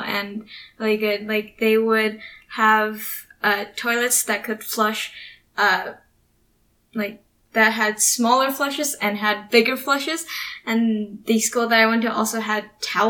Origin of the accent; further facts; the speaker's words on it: United States; we were, like, the Americans